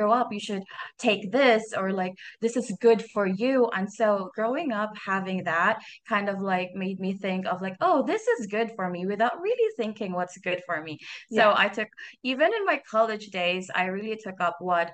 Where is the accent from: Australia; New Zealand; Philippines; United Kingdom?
Philippines; I am from Philippines